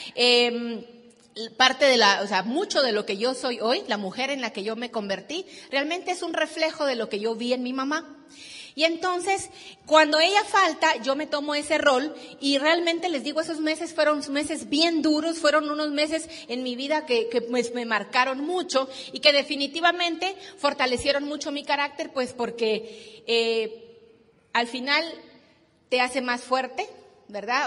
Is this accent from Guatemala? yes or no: yes; Guatemala; Vengo de Guatemala